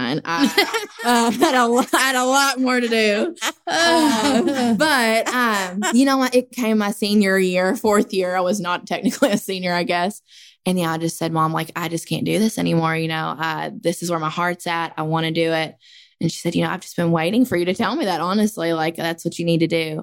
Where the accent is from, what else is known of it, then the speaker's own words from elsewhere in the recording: Princeton, Kentucky, United States; I'm from Princeton, Kentucky, and I work at the Q Salon in Princeton.